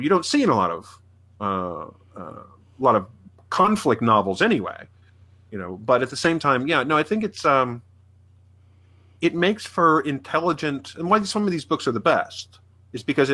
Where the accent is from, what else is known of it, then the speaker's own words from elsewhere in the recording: Midwest, United States; I'm a Midwesterner